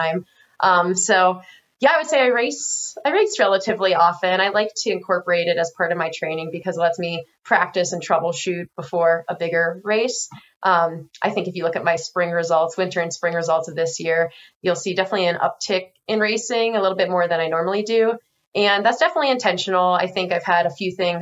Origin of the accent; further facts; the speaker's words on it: Pennsylvania, United States; moved away as an adult; also born or lived in Pittsburgh, Pennsylvania; now in Salt Lake City, United States; we both grew up on the East Coast. I'm from Pennsylvania